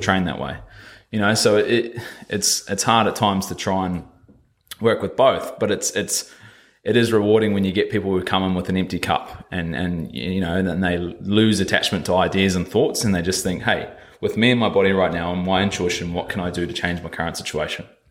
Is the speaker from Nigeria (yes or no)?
no; New Zealand; moved away as an adult; I come over here from New Zealand at about 19, yeah, about 19 years old